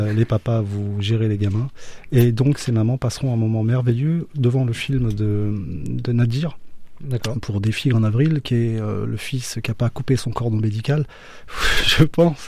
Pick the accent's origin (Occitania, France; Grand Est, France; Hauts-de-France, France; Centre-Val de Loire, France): Centre-Val de Loire, France; Beauce; also born or lived in Orléans; je suis de la Beauce, le grenier de la France